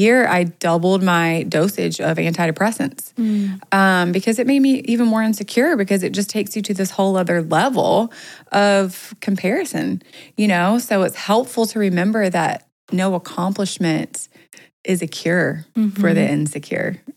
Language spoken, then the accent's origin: English; North Carolina, United States; now in Los Angeles, United States; I'm from North Carolina